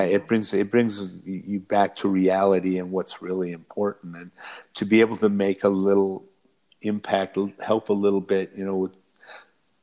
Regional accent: Michigan, United States; I'm from Michigan.

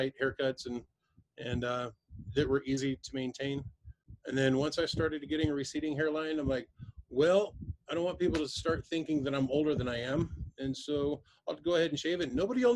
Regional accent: Arkansas, United States; I was raised in Arkansas

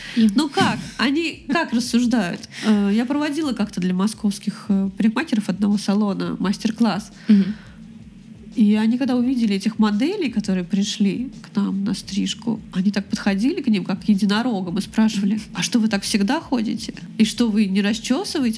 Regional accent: Moscow, Russia; moved away as an adult; now in Saint Petersburg, Russia; я из Москвы. Ну, я из Подмосковья, но всю жизнь прожила в Москве

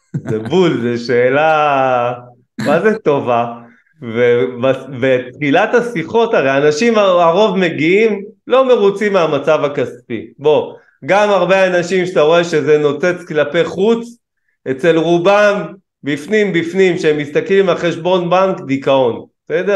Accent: Kiryat Ono, Tel Aviv District, Israel; גדלנו בקריית אונו, גם היום אני גר בקריית אונו

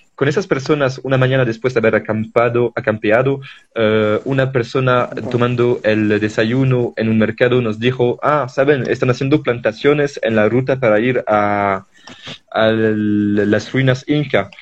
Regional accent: France; Spanish is a second language; moved away as an adult; also born or lived in Belgium / Ciudad Colón, Costa Rica; now in Bolivia; de 7 a 24 en Francia

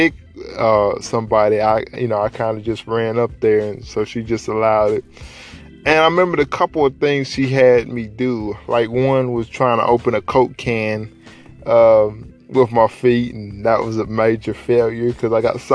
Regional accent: Dalton, Georgia, United States; In high school, I'm from Dalton. Shout out to the Carville capital of the world.

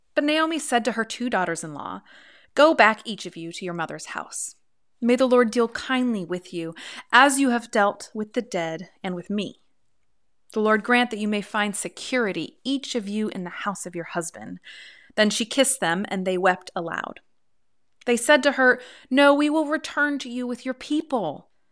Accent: Pacific Northwest, United States; I come from the Pacific Northwest

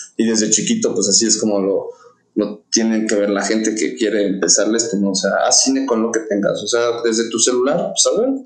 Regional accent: Querétaro, Mexico; also born or lived in Mexico City (born in Roma, raised in Coyoacán); yo por razones de mi papá y del negocio, nos mudamos de México a Querétaro en el año 2000

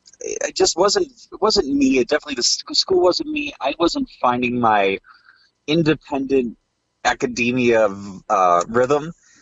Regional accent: outside of Milwaukee, Wisconsin, United States; moved away as an adult; also born or lived in Minnesota; I grew up outside of Milwaukee, about 20 minutes north of the big city, as we called it.

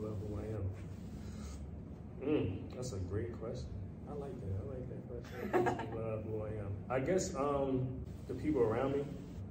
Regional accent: Philadelphia, Pennsylvania, United States; moved away; also born or lived in DMV; I'm from Philly.

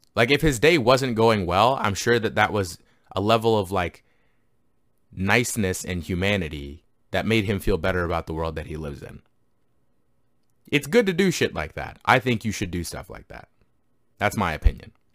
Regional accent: Canada; I grew up grew up in Canada

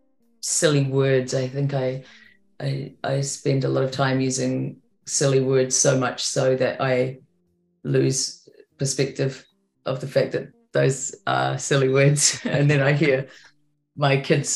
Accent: New Zealand; I'm a Kiwi

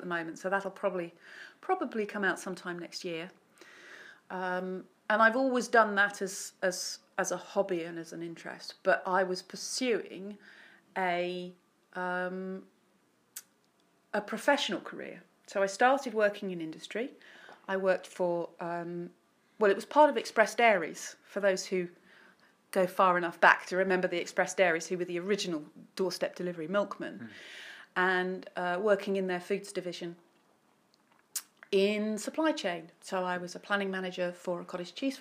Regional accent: Bury St Edmunds, East of England, United Kingdom; also born or lived in Essex; I was born in Essex. Although my father is from Bury St Edmunds, so, and we came back here when I was quite young, so I've been in Bury more of my life than anywhere else

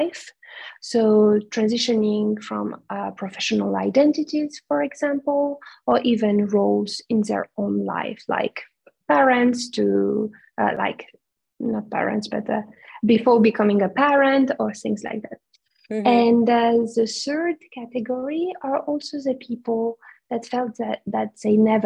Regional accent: Romania; moved away; in my home country, Romania

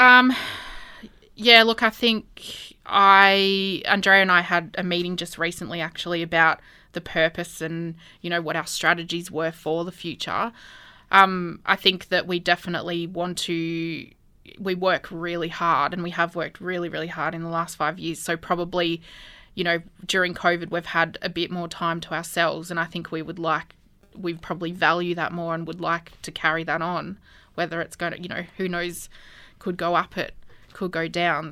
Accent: Albury, New South Wales, Australia; also born or lived in Wagga Wagga; I was born in Albury. Um, went to school here the majority of my life. I lived in East Albury, um, during primary

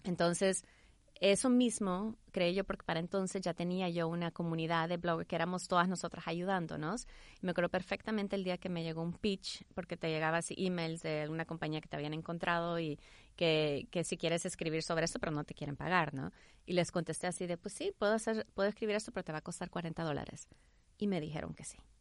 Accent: El Salvador; also born or lived in Houston, United States; now in United States; nací en Houston, crecí en El Salvador

